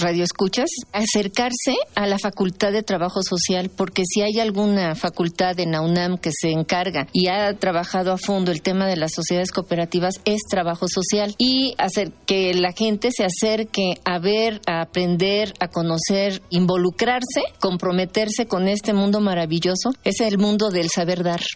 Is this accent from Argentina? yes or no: no; Mexico; lo que somos como mexicanos